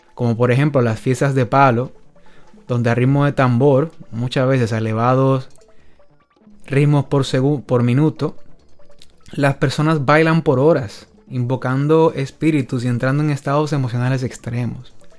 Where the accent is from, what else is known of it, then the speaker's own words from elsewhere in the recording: Dominican Republic; Soy oriundo de República Dominicana. Allí me crié